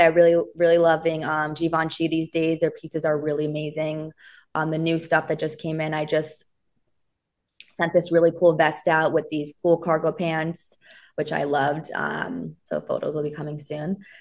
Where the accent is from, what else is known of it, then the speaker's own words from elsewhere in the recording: Miami, Florida, United States; now in New York, United States; I'm from Florida. I'm from Miami